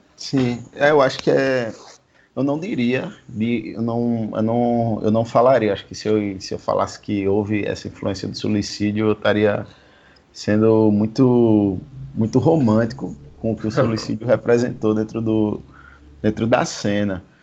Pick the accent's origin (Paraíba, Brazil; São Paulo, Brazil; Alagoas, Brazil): Alagoas, Brazil; Maceió; sou do Village